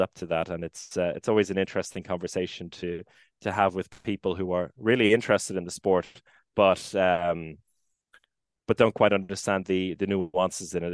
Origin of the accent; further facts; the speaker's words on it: Maynooth, County Kildare, Ireland; moved away as an adult; now in Gothenburg, Sweden; my hometown in Maynooth in Kildare